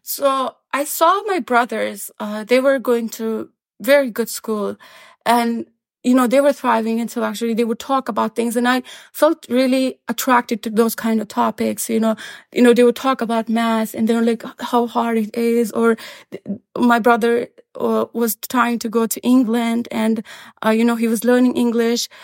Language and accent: English; Kandahar, Afghanistan; moved away as an adult; now in Boston, United States; Taliban came to Kandahar, my hometown, in nineteen ninety-five